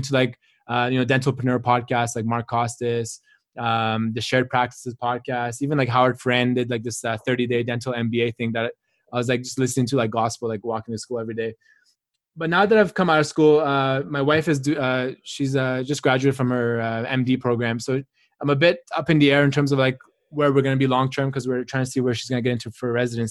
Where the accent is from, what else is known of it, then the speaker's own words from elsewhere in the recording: Canada; I grew up in Canada. I did my undergrad here as well.